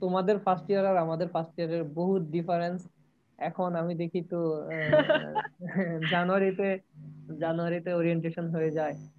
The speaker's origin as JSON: {"language": "Bangla", "town": "Sarishabari", "region": "Mymensingh Division", "country": "Bangladesh", "tie": "born or raised there", "moved": "as an adult", "lives_now": "Sylhet, Bangladesh", "said": "আমি জামালপুরে সরিষাবাড়ি থেকে আসছি"}